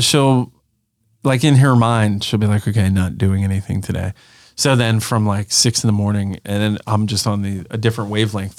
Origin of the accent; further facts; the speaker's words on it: Pennsylvania, United States; we were very rural uh, growing up in Pennsylvania.